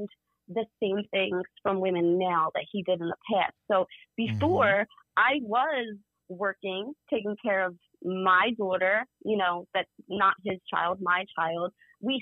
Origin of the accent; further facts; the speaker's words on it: Philadelphia, Pennsylvania, United States; I grew up in South Philly